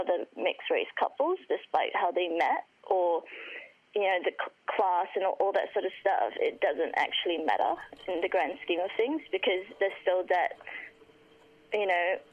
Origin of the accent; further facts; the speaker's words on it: Singapore; moved away; growing up in Singapore